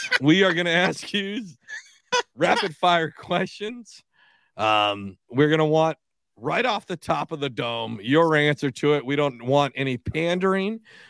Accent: United States; now in New Jersey, United States; Listen, I live in New Jersey. But I'm originally from Washington

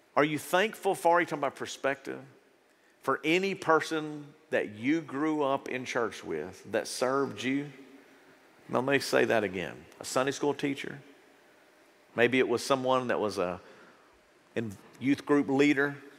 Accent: United States; As an American

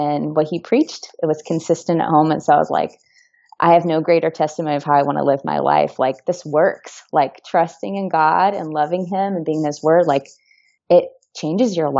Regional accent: Santa Cruz, California, United States; also born or lived in Atlanta, Georgia / Chicago, Illinois; now in San Jose, United States; My background is I grew up in a small beach town called Santa Cruz in California. So I am mostly Californian

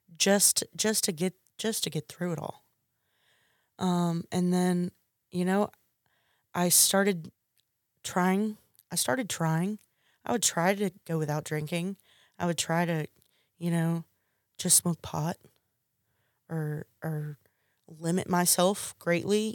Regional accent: McComb, Mississippi, United States; also born or lived in Hattiesburg, Mississippi; started attending the junior college in my hometown

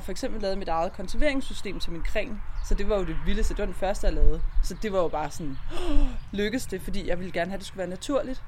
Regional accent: Borre near Præstø, Zealand, Denmark; moved away as an adult; also born or lived in Copenhagen; Jeg er vokset op her

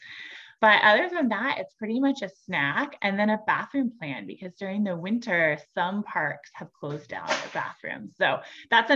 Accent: San Diego, California, United States; moved away; I grew up in San Diego

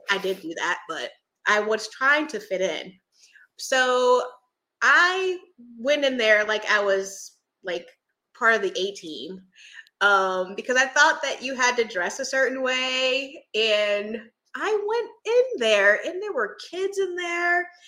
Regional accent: Philadelphia, Pennsylvania, United States; also born or lived in Virginia; now in Florida, United States; I'm actually from Philadelphia.

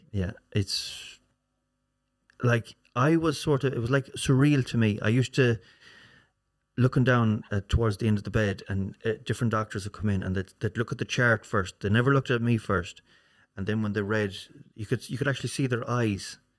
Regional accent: Swinford, Connacht, Ireland; also born or lived in Castlebar / Galway / America; Swinford, Swinford is my hometown

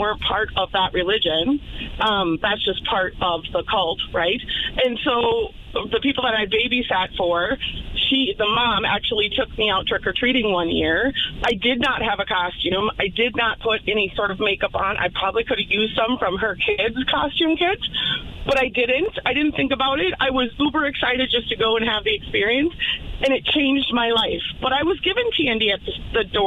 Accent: Twin Cities, Minnesota, United States; I grew up kind of all over the Twin Cities

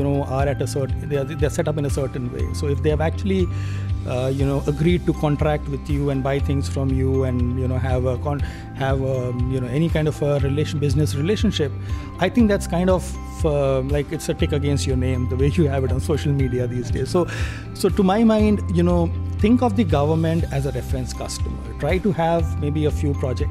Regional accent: Delhi, India; I'm from Delhi

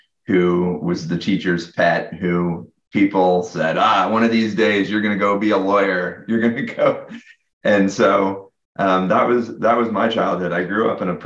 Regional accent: Atlanta, Georgia, United States; I grew up in Atlanta, Georgia

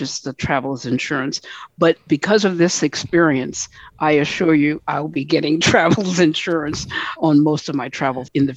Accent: United States; we're all from the United States

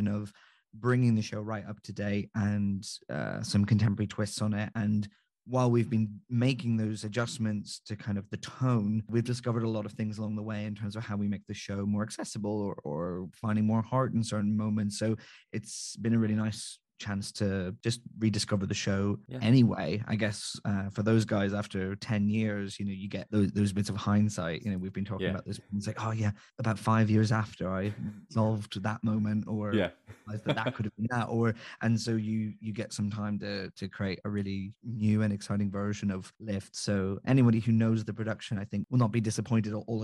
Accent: just outside Belfast, Northern Ireland, United Kingdom; I'm from Northern Ireland, just outside Belfast

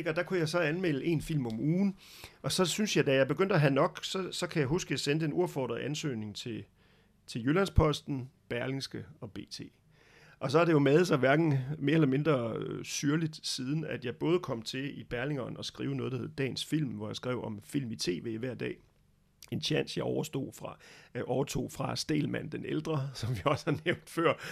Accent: Brussels, Brussels-Capital Region, Belgium; also born or lived in Denmark; vokset op, kan man sige, øhm, godt nok de første leveår i Danmark, men så øh, blev jeg transporteret som lille dreng til Bruxelles i Belgien, fordi min far skulle arbejde i det, der hed EF dengang.

